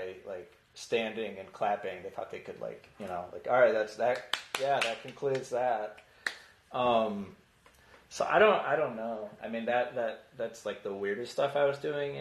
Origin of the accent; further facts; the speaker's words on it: around Chicago, Illinois, United States; when I was growing up around Chicago